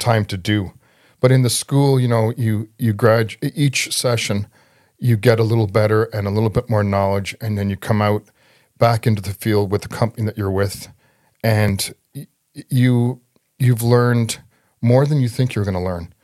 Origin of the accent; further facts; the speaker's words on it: Toronto, Ontario, Canada; I was raised in Scarborough